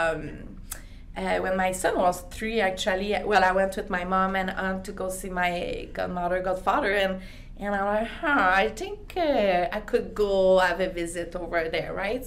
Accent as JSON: {"language": "English", "town": "Quebec City", "region": "Quebec", "country": "Canada", "first_language": "French", "second_language": "English", "moved": "as an adult", "lives_now": "Calgary, Canada", "said": "I'm from French community. My English wasn't our first language or at all, you know. When I learned English at school, that was ananas, not pineapple, you know? So I had to get out of Quebec City at the time"}